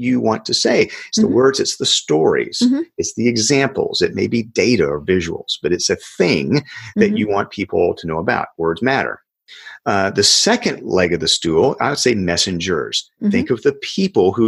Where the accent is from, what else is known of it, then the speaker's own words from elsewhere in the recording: South Georgia, United States; in my hometown, a little town in South Georgia